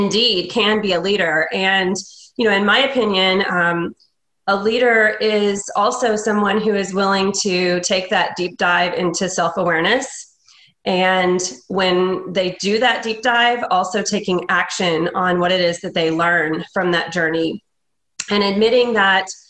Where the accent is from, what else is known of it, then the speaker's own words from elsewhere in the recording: Indiana, United States; moved away as an adult; now in Houston, United States; I'm originally from Indiana, and I moved to Houston in 2013.